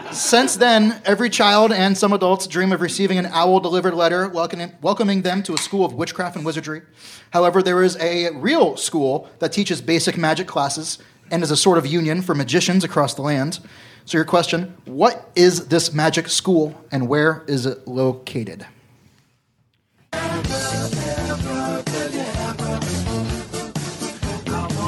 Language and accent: English; Florida, United States; We're from Florida